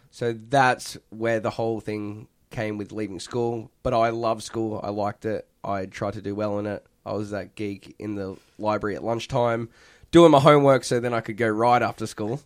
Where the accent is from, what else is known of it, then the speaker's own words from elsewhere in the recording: Perth, Western Australia, Australia; now in United States; Perth, Western Australia.